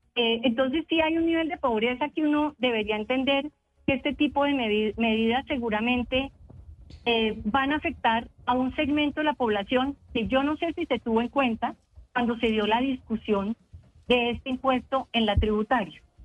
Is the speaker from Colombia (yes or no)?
yes; Bogotá, Colombia; como bogotana recorriendo los barrios